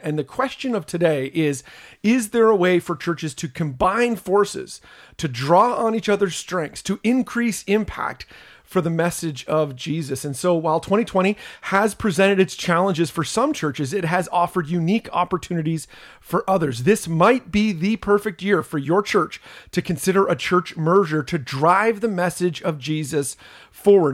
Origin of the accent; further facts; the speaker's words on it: Canada; I'm a Canadian